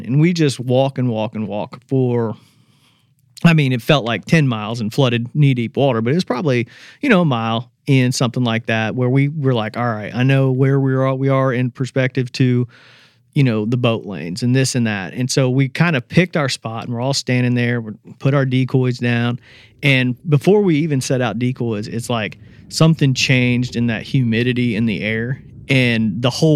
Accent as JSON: {"language": "English", "region": "Indiana", "country": "United States", "tie": "born or raised there", "moved": "as an adult", "lives_now": "Memphis, United States", "said": "I grew up in Indiana."}